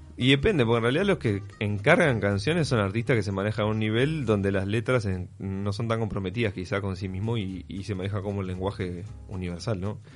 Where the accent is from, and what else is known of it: Salto, Uruguay; born or raised there; also born or lived in Paysandú, Uruguay / Montevideo, Uruguay / Barcelona, Spain / Mantua, Italy